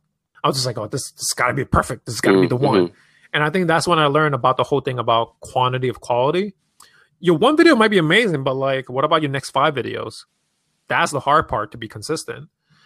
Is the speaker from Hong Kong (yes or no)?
yes; Hong Kong; moved away; Like people don't really know that I'm from Hong Kong, I'm an immigrant, and I used to work in finance.